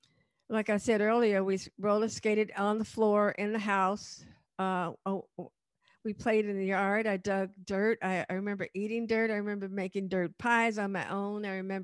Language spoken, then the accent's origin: English; Chicago, Illinois, United States; In the suburb. It was really not a project in the beginning.